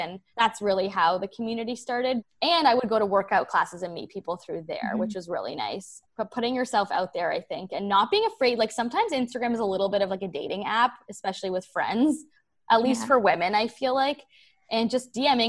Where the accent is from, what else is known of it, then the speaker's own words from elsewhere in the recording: Toronto, Ontario, Canada; like where I grew up in Toronto, a lot of people don't move, like don't leave Toronto.